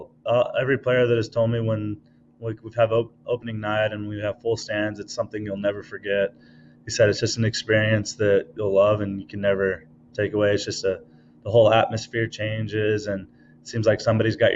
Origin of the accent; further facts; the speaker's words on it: Page, Arizona, United States; I grew up on Lake Powell and Page growing up from when I was a baby till about 12 years old